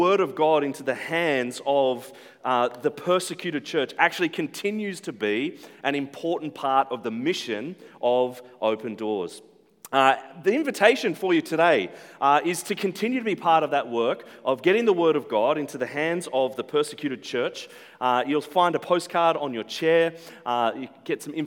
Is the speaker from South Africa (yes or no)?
no; Central Coast, New South Wales, Australia; now in Brisbane, Australia; We are based in Brisbane. But I grew up on the Central Coast. I've spent more of my life on the Central Coast than anywhere else